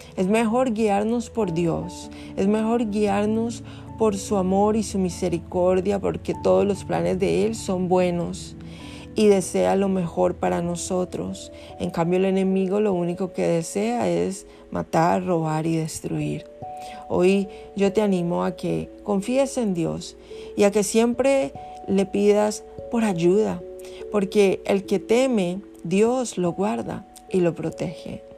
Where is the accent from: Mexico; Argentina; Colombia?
Colombia; moved away; yo no había vuelto a, mi tierra, que yo soy colombiana.